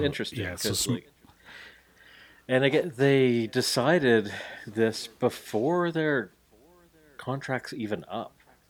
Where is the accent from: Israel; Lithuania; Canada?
Canada; because I'm Canadian.